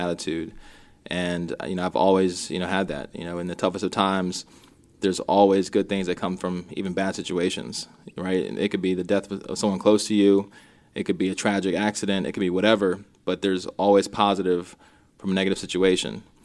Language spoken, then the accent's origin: English; Minnesota, United States; I was born in Minnesota